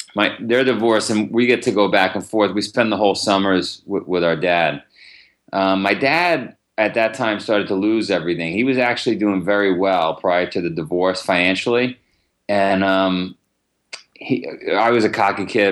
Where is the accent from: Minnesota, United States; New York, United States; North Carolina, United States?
New York, United States; New York City; I grew up in Howard Beach